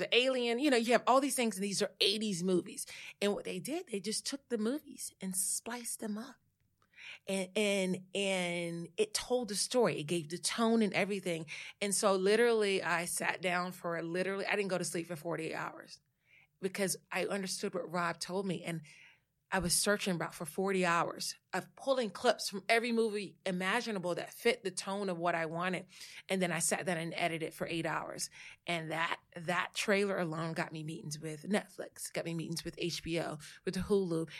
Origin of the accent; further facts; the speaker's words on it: Saratoga, North Carolina, United States; moved away as an adult; also born or lived in Louisiana; now in New York, United States; I am a Southerner that has, you know, was transplanted, moved to New York, but I am from a little small town called Saratoga, North Carolina, eight hundred people, one stoplight